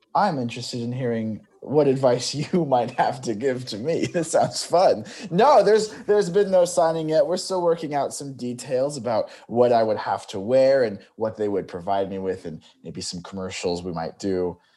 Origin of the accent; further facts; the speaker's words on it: Bakersfield, California, United States; moved away; I'm from Bakersfield, California